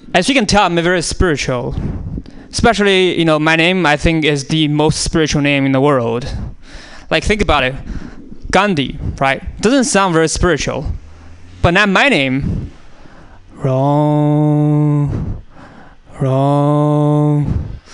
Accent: China; moved away; I was born in China, and uh, I was born on a small island actually in China

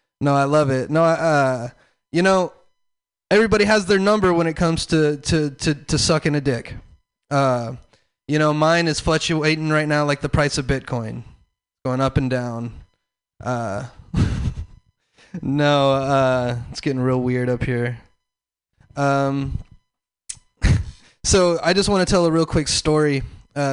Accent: the South, United States; I'm from the South.

